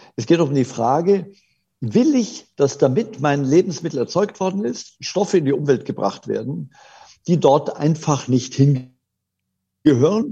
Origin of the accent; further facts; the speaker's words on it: Germany; bei uns in Deutschland